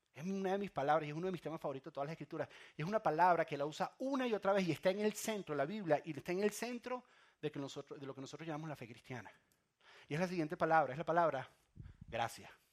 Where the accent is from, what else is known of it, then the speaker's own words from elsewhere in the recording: Venezuela; moved away; yo soy de Venezuela